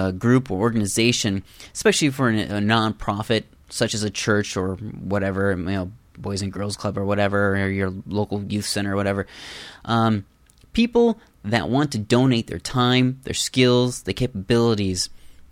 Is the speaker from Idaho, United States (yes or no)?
no; Iowa, United States; I'm from Iowa too.